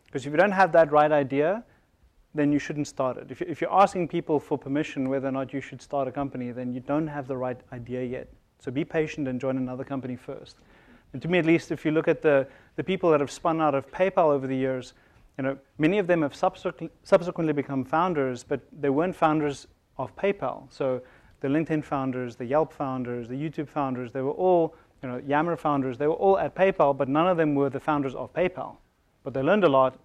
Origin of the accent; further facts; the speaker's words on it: South Africa; moved away as an adult; now in Silicon Valley, United States; I'm originally from South Africa